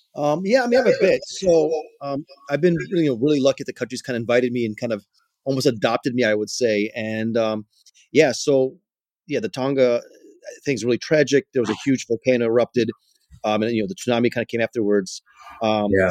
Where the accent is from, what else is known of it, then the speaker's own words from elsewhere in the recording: Chicago, Illinois, United States; I grew up in Chicago